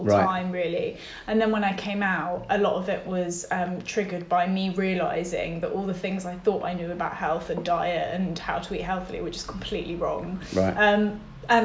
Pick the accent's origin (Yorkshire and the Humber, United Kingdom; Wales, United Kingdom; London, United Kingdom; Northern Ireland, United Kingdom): London, United Kingdom; I was brought up in North London in a Jewish family